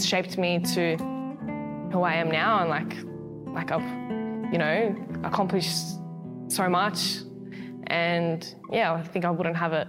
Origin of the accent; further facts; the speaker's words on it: Australia; I'm an Australian amateur boxer